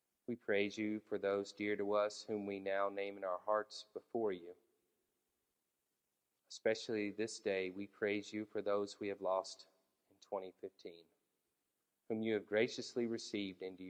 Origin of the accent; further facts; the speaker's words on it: Rock Hill, South Carolina, United States; I grew up in Rock Hill